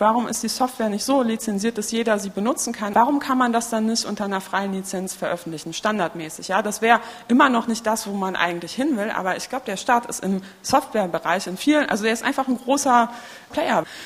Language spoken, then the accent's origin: German; Poland; moved away; Ich bin in Polen geboren